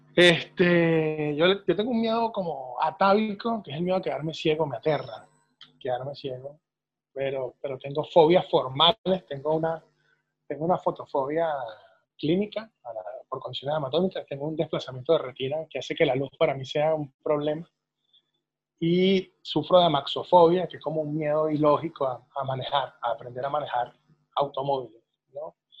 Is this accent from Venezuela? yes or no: yes; Venezuela